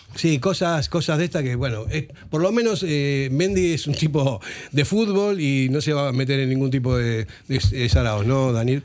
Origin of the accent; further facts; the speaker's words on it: Argentina; yo como argentino